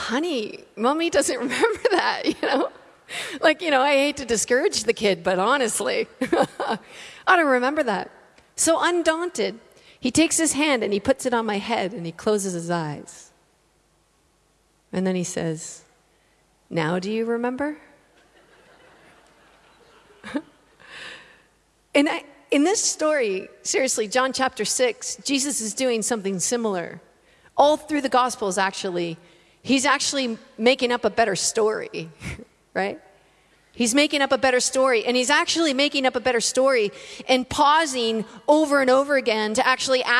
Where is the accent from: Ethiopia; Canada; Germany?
Canada; moved away as an adult; now in Australia; I'm from Canada. I'm living in Australia currently